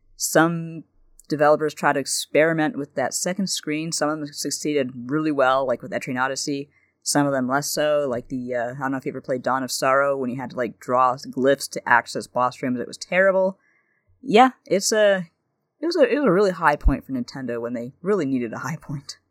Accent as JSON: {"language": "English", "country": "Canada", "said": "being Canadian"}